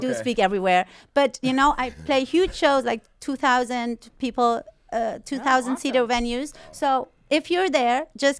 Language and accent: English; Germany; English is a second language; I was 6 months old when we came over to Germany.